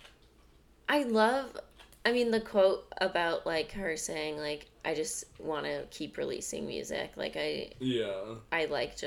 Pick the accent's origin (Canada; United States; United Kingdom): Canada; I'm learning this as Canadian.